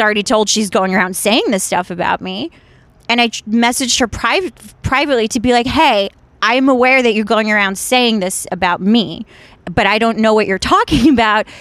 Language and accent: English; Washington, District of Columbia, United States; born or raised there; also born or lived in Ukraine; now in Los Angeles, United States